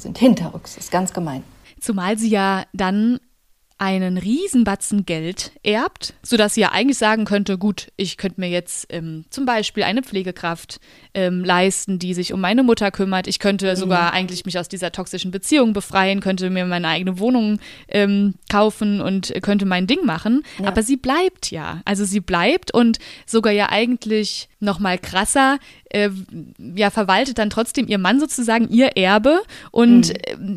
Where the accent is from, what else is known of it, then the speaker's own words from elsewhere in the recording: Germany; an der Mosel, wo ich herkomme